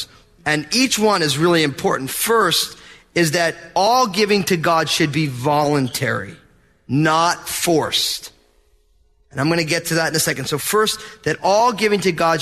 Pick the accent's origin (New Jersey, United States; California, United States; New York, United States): New Jersey, United States; I'm from New Jersey